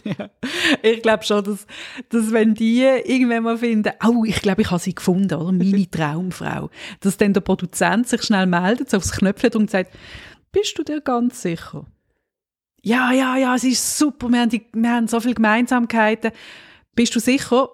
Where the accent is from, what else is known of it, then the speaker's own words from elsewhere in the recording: Switzerland; uns als Schweizer